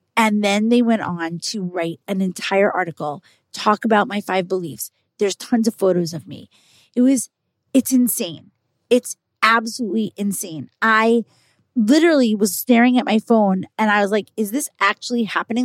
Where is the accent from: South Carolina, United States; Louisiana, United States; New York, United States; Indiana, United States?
New York, United States; I'm a New Yorker. I live in New York.